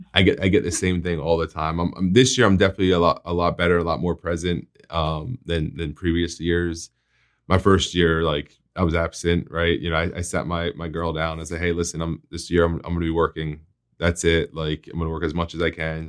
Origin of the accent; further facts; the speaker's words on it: New Jersey, United States; moved away as an adult; now in Florida, United States; I'm, I'm from New Jersey, so I used to live in North Jersey, and when we went to the beach, we would call it, we're going to the shore